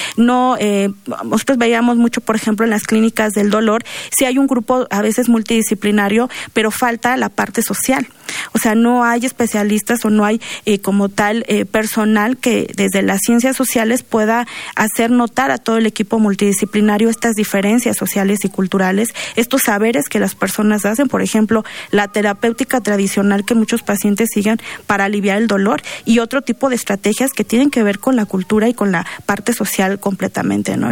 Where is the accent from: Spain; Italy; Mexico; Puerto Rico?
Mexico; los mexicanos